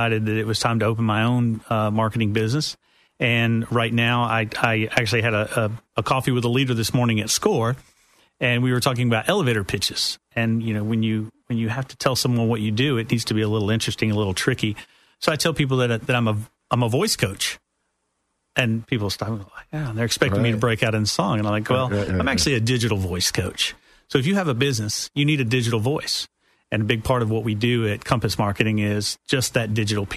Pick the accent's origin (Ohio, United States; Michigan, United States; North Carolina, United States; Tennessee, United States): Tennessee, United States; accent: Appalachian American; moved away as an adult; also born or lived in West Virginia; now in Orlando, United States; As you can tell from my Appalachian American accent, I'm from the great state of Tennessee.